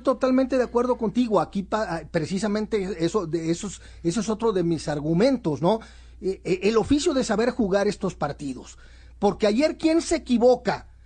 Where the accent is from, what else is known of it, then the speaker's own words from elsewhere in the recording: Guadalajara, Jalisco, Mexico; como tapatío